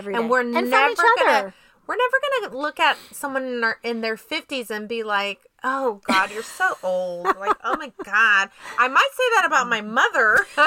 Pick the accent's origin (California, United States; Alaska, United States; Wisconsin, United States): California, United States; San Jose; I'm from San Jose